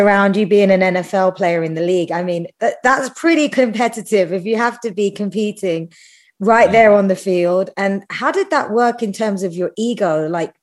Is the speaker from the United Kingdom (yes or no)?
yes; United Kingdom; I'm British